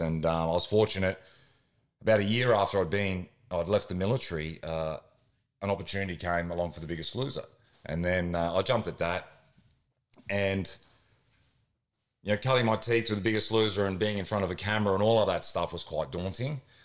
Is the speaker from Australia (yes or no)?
yes; Queensland, Australia; I grew up in Queensland